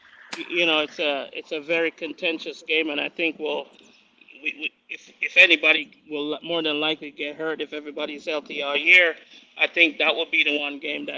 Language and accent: English; Jamaica; I'm from Jamaica.